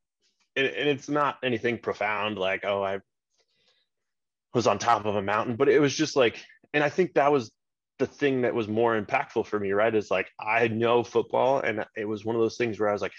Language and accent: English; United States; I'm the American.